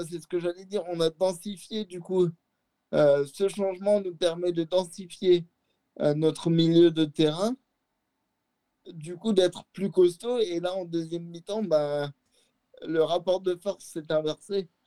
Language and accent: French; Lyon, Auvergne-Rhône-Alpes, France; en tout cas pour moi, en tant que Lyonnais, elle était apathique en fait.